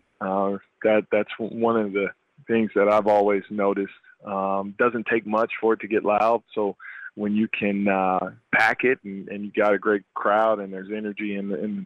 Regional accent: Wichita, Kansas, United States; Wichita and that being my hometown

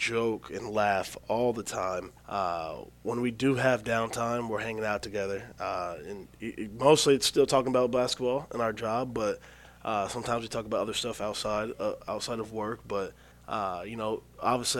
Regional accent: Kokomo, Indiana, United States; It's in my hometown

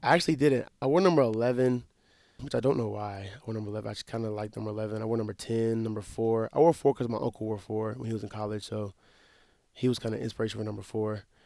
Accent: Wetumpka, Alabama, United States; born or raised there; moved away as an adult; now in Mount Pleasant, United States

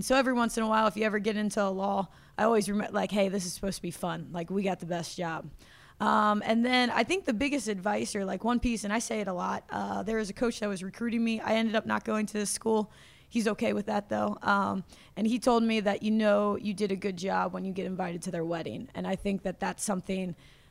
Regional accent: Cincinnati, Ohio, United States; moved away as an adult; now in Clarksville, United States; Thomas More is actually right across the river in Cincinnati. It's in Kentucky. But it was in my hometown

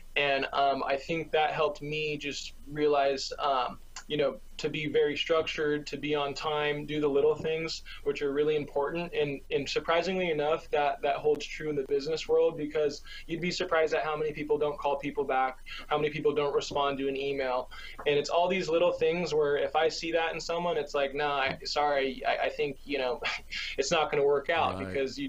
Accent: California, United States; also born or lived in Nebraska; I'm from California, so it's good to be back. I obviously enjoyed Nebraska when I was out there, but this is my home.

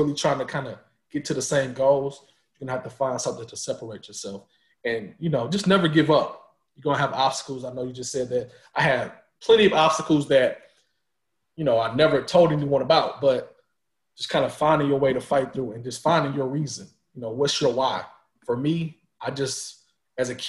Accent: St. Louis, Missouri, United States; I'm from St. Louis. You know, Mizzou was 2 hours from my house.

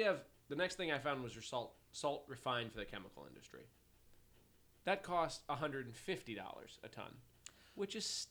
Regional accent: Chicago, Illinois, United States; We're from Chicago. We know 5 degrees.

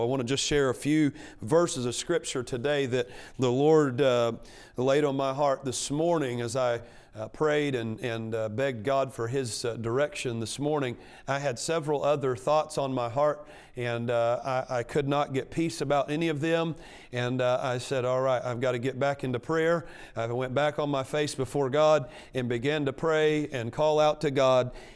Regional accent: Arkansas, United States; moved away; I grew up in Arkansas. You can probably tell that by, uh, the, uh, uh, speech impediment.

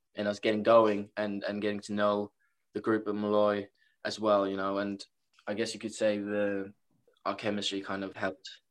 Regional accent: Norway; moved away as an adult; now in Rockville Centre, United States; I'm from Norway, so uh, came quite a far way.

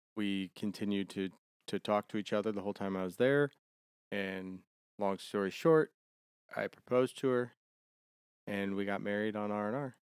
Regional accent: Ohio, United States; also born or lived in Germany; now in Savannah, United States; I'm from Ohio, so we're both northern kids.

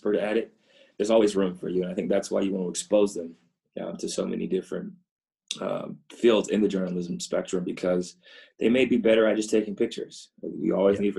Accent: Ohio, United States; Growing up in Ohio

